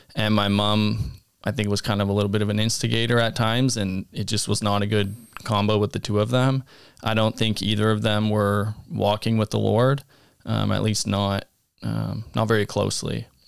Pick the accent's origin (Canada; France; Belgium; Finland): Canada; Abbotsford, British Columbia; I grew up in Abbotsford, British Columbia